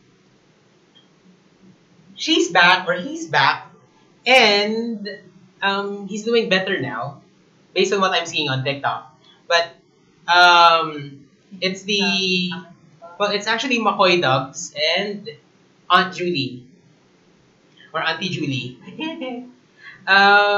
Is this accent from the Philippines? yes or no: yes; Philippines; born and raised in the Philippines. And I love my country